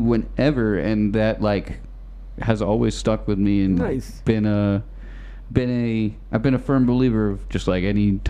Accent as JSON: {"language": "English", "town": "Beverly", "region": "Massachusetts", "country": "United States", "also_born_or_lived": "Newton, Massachusetts", "said": "I'm from Beverly, Massachusetts."}